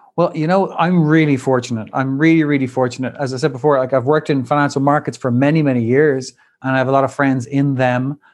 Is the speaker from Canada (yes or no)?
no; Ireland; moved away as an adult; also born or lived in Dublin / Wall Street, New York; returned back to my home country, Ireland, and to Dublin with my new wife